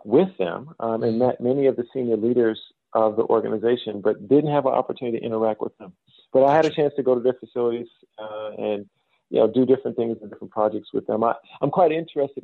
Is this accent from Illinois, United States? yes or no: yes; Chicago, Illinois, United States; moved away as an adult; also born or lived in Australia / New Zealand; I'm originally from the south side of Chicago. That's home for me.